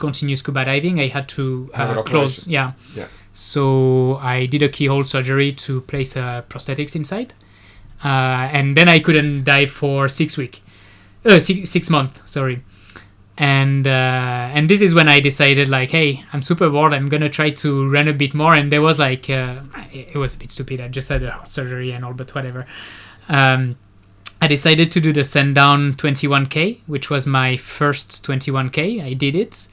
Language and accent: English; Nice, Provence-Alpes-Côte d'Azur, France; moved away as an adult; now in Singapore; I'm from France. I'm from the other side of France. I'm from Nice.